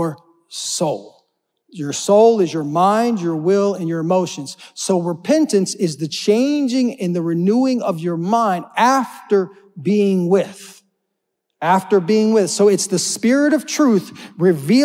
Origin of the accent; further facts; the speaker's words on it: Oklahoma, United States; I'm not from Florida, right? I'm from Oklahoma where we got tornadoes